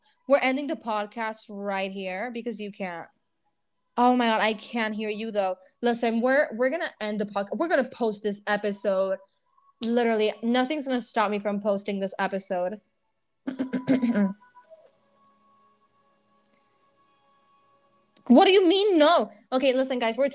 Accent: Puerto Rico; English is a second language; Puerto Rico

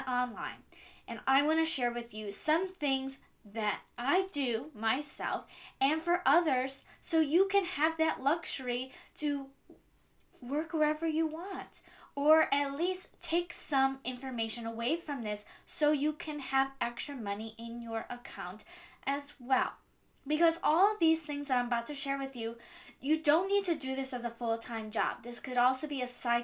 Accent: Cleveland, Ohio, United States; I am from Cleveland, Ohio

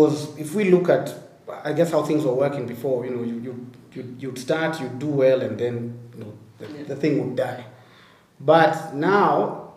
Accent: Kenya

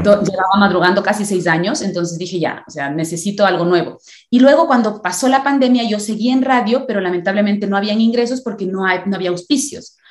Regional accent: Ecuador; yo soy ecuatoriana, tengo 33 años

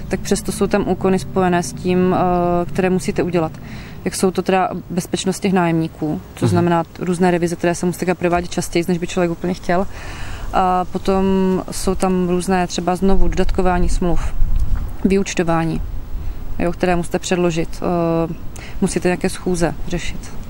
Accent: Moravian Slovakia, Czechia; moved away as an adult; now in Liptál, Czechia; já pocházím ze Slovácka a poslední dva roky si nás manžel převezl sem na Valašsko

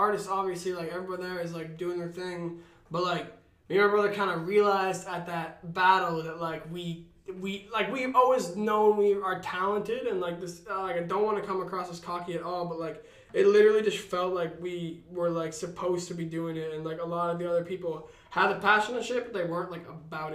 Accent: Boston, Massachusetts, United States; moved away as an adult; now in Montreal, Canada; a rapper from Boston, up here in Montreal

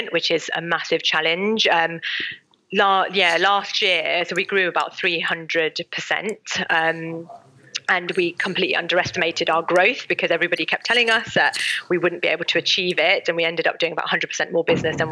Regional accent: United Kingdom; as British people

